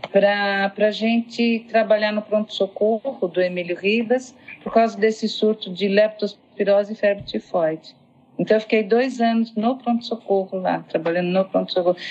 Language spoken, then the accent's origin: Portuguese; São Paulo, Brazil; eu sou paulistana, né? nasci em São Paulo